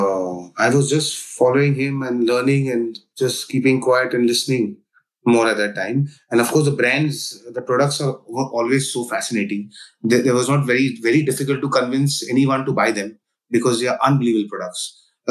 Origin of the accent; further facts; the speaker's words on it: India; where I come from India